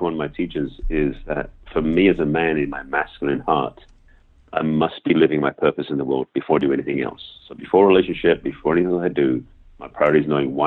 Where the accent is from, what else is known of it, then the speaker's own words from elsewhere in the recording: England, United Kingdom; accent: English; now in Los Angeles, United States; I have an English accent, being raised born and raised in England.